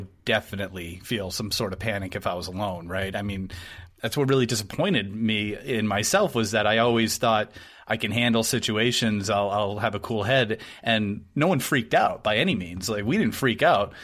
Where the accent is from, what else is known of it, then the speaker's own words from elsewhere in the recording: New Hampshire, United States; I grew up in New Hampshire